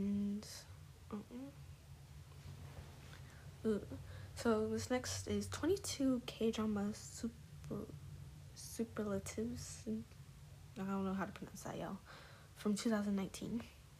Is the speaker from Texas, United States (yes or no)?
yes; Dallas, Texas, United States; I grew up in Dallas a lot